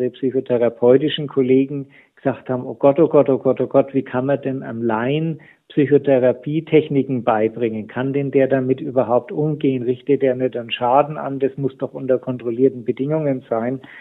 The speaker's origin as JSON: {"language": "German", "town": "Nuremberg", "region": "Bavaria", "country": "Germany", "said": "ich komme aus Nürnberg, äh, die Stadt war zu 90 Prozent die Altstadt in Schutt und Asche."}